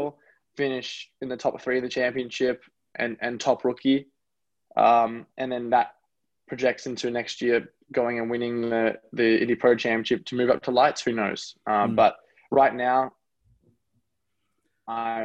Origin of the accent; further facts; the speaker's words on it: Gold Coast, Queensland, Australia; moved away as an adult; also born or lived in New Zealand; now in United States; I'm really proud to have grown up in Australia, and I'm really proud to be born in America